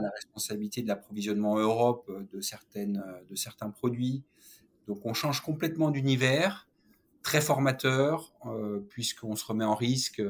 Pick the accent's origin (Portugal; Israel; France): France; Saône-et-Loire, Bourgogne-Franche-Comté; also born or lived in Auch, Gers (birthplace, south-west France); mon père a été muté en Saône-et-Loire